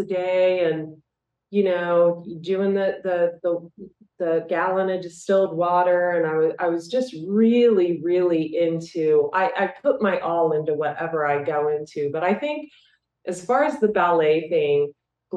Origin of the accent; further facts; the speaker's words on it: Ohio, United States; moved away; also born or lived in Las Vegas; I'm from Ohio originally